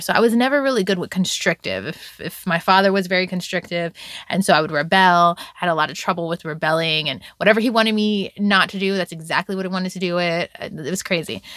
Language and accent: English; Virginia Beach, Virginia, United States; also born or lived in Bronx, New York; I was raised in Virginia Beach, Virginia